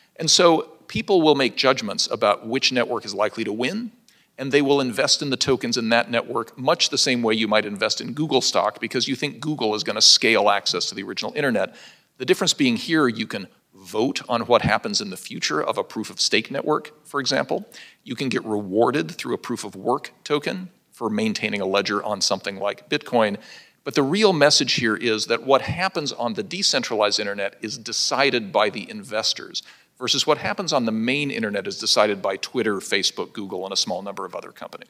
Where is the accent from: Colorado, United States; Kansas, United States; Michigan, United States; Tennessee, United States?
Colorado, United States; Pueblo; my hometown of Pueblo, Colorado